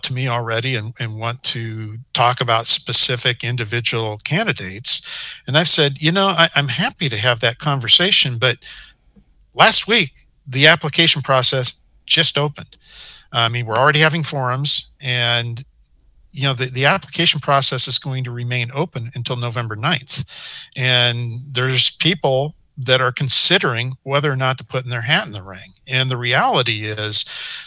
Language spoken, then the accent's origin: English; Portland, Oregon, United States; I grew up in Portland